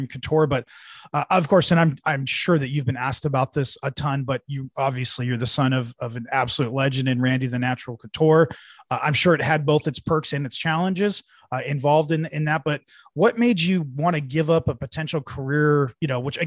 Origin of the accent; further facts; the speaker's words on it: Bay Area, California, United States; I'm from the Bay Area. It was my home promotion.